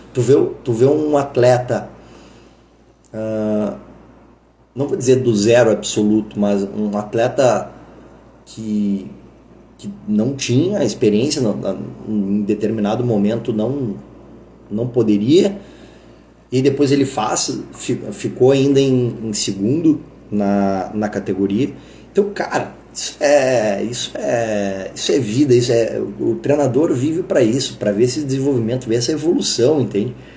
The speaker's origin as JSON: {"language": "Portuguese", "region": "Rio Grande do Sul", "country": "Brazil", "said": "eu sou gaúcho"}